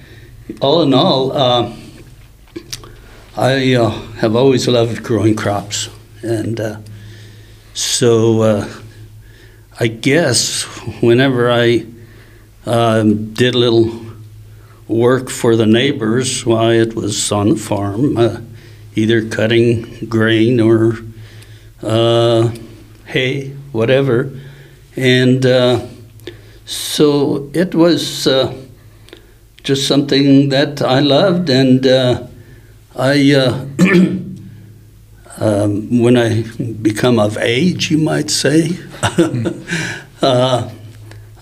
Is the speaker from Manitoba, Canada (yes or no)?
yes; Morse, Manitoba, Canada; I grew up in Morse, Manitoba, Canada